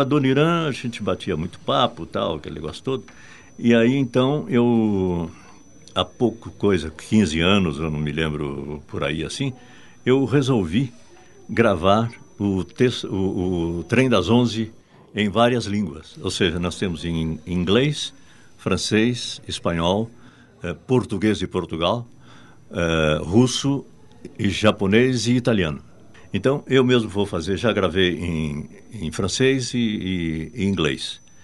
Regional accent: Brazil; accent: Brazilian; A gente fica com o sotaque de, de, de, de brasileiro

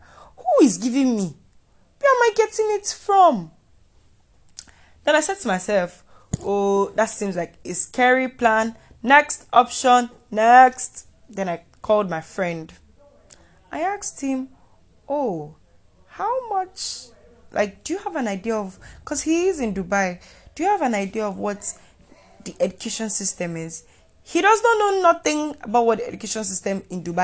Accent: Nigeria; being a Nigerian student

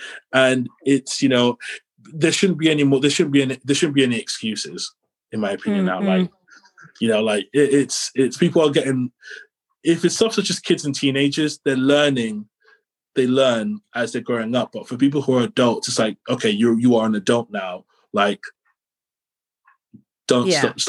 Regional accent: London, United Kingdom; born there; It's like, well, I was born in London. So, you know, I could just go back to London, but the journey is a pain.

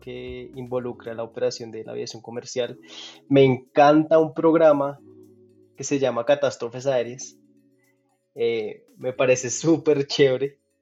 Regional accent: Pereira, Risaralda, Colombia; also born or lived in Dallas, United States; now in Bogotá, Colombia; Yo nací en Pereira, acá en Colombia, una ciudad no muy, no muy grande, una ciudad mediana

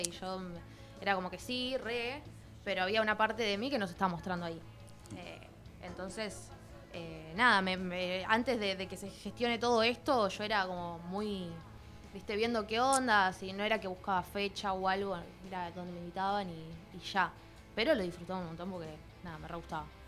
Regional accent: Quilmes, Buenos Aires Province, Argentina; yo soy de Quilmes

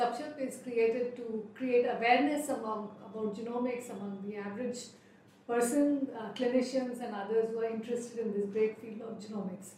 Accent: Bikaner, Rajasthan, India; we are both from Bikaner

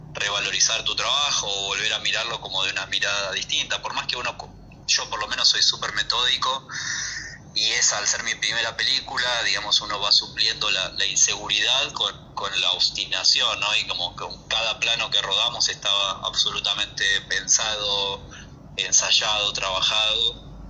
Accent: near the San Fernando Delta, Buenos Aires Province, Argentina; un lugar muy cercano a donde yo nací y me crié

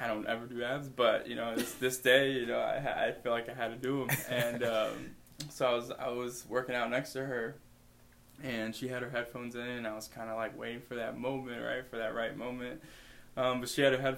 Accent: near Chicago, Illinois, United States; moved away as an adult; also born or lived in Indiana; now in Davenport, United States; I grew up near Chicago

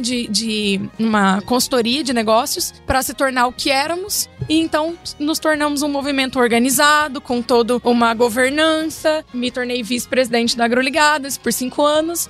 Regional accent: Iturama, Minas Gerais, Brazil; accent: mineiro; moved away as an adult; also born or lived in Cuiabá / Tangará da Serra; eu sou uma mineirinha, já vão perceber pelo meu sotaque, bem arrastadinho, né? Uai. Sou uma mineirinha do Triângulo.

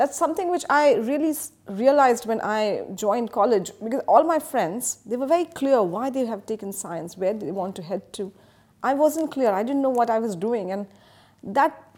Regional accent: Mumbai, Maharashtra, India; moved away as an adult; now in Dubai, United Arab Emirates; I'm from Mumbai. So it was a typical Mumbai lifestyle.

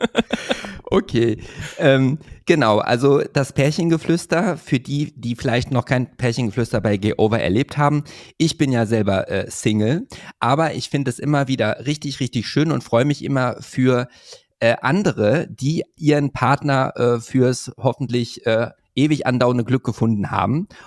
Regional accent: Hövelhof, North Rhine-Westphalia, Germany; ist ja mein Heimatort bei Paderborn.

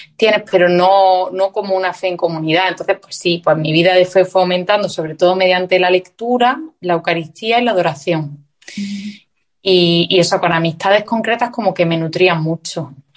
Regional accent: Granada, Andalusia, Spain; moved away as an adult; also born or lived in Madrid; Yo soy del sur de España, de Granada, y me fui a vivir a Madrid a estudiar un máster.

